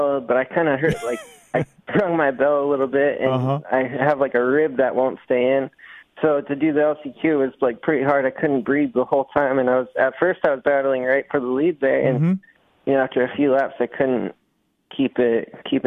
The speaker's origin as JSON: {"language": "English", "region": "Arizona", "country": "United States", "tie": "born or raised there", "moved": "yes", "lives_now": "California, United States", "said": "I grew up in Arizona"}